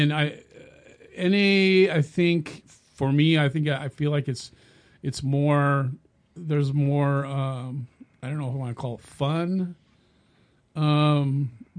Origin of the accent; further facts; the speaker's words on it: California, United States; moved away as an adult; also born or lived in Minnesota; I'm actually from California